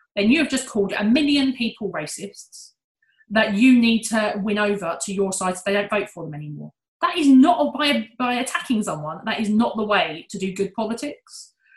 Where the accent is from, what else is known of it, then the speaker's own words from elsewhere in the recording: United Kingdom; we're British